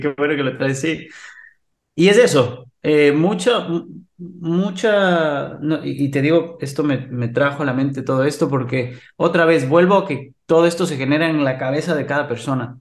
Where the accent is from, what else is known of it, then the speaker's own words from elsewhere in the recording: Ecuador; moved away as an adult; yo viví en Ecuador, soy ecuatoriano, nací en Ecuador, viví 25 años en Ecuador